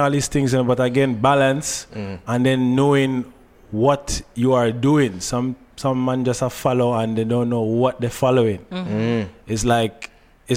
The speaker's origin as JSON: {"language": "English", "country": "Trinidad & Tobago", "tie": "born or raised there", "also_born_or_lived": "New York", "moved": "yes", "said": "it was largely Trinidad. I went a lot of school years in Trinidad. Basically, just grew up in Trinidad"}